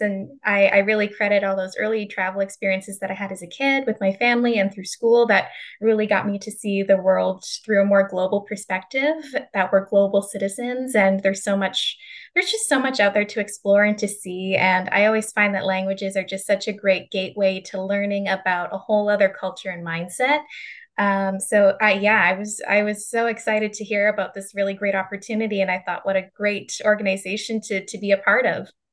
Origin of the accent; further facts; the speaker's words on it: Calgary, Alberta, Canada; moved away; I'm from Calgary, Canada, and that's where I did my undergraduate degree